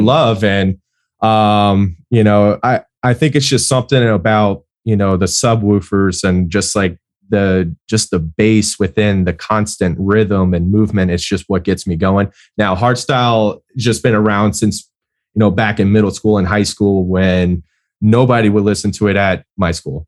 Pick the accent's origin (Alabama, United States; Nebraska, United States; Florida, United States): Florida, United States; Tampa; I grew up over in Tampa